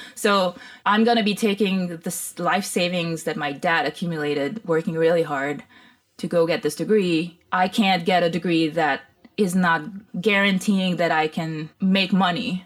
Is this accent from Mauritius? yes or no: yes; Mauritius; also born or lived in Toronto, Canada; now in Los Angeles, United States; growing up in Mauritius was a very interesting experience where it was multicultural